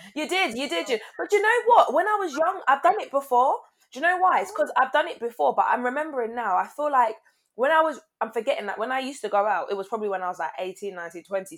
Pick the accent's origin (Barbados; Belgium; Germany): Barbados; we're from Barbados